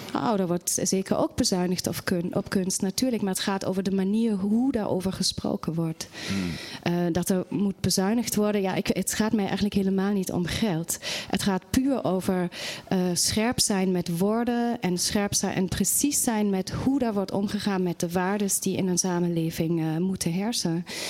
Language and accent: Dutch; Germany; now in Netherlands; Ik kom wel oorspronkelijk uit Duitsland